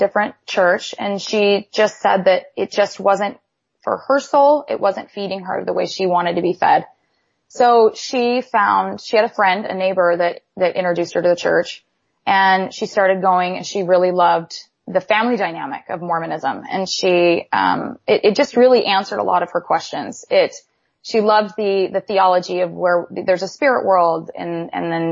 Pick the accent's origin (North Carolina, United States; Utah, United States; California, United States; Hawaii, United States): California, United States; moved away as an adult; also born or lived in Idaho / Dallas, Texas; now in San Antonio, United States; I grew up in the church, but I grew up in California version of the church